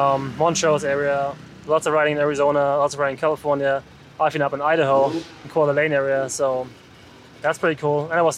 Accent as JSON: {"language": "English", "country": "Germany", "said": "I'm from Germany"}